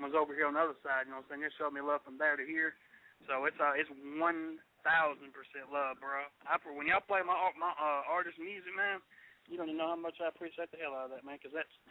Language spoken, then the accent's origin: English; Dirty South, Southern United States, United States; I'm from the Dirty South, which is the new Motown.